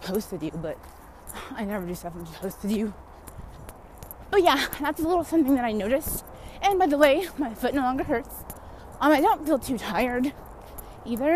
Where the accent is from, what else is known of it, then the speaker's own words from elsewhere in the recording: California, United States; I'm from California